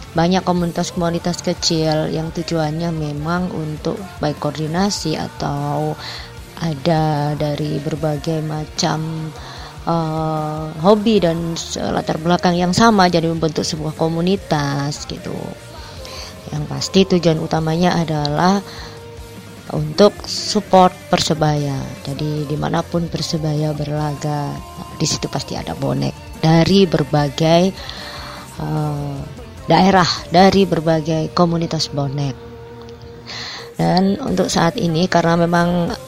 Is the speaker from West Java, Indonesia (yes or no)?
no; Surabaya, East Java, Indonesia; also born or lived in Sepanjang / Malang; Aku sendiri asli Surabaya. Aku Wonokromo. Terus sempat tinggal di Sepanjang, SMP di Sepanjang, terus SMA di Surabaya, terus kuliah di Malang 4 tahun.